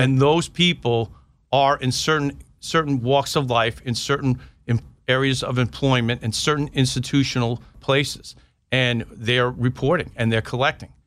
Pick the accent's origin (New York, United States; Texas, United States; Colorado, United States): New York, United States; Long Island; moved away as an adult; also born or lived in South Carolina; I was from New York, and now I'm in South Carolina